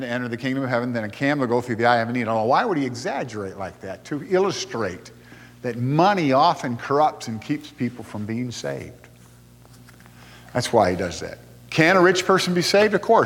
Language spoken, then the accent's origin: English; Lake Michigan area, Midwest, United States; I grew up in Lake Michigan area, and we lived walking distance from the lake